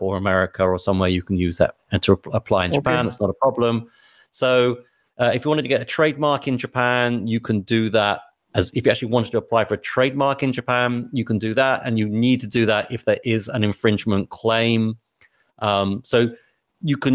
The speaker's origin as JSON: {"language": "English", "region": "England", "country": "United Kingdom"}